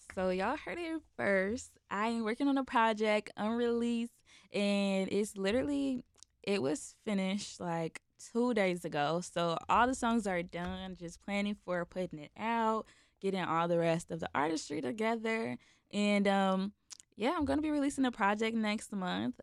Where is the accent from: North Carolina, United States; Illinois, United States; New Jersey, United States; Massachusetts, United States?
Illinois, United States; Chicago; I'm from Chicago